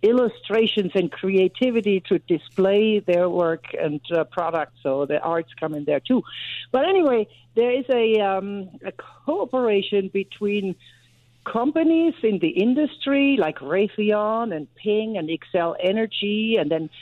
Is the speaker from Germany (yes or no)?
yes; Germany; moved away as an adult; now in United States; I grew up in Germany